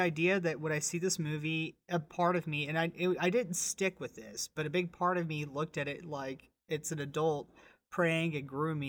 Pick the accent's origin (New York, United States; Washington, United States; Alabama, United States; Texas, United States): Texas, United States; born or raised there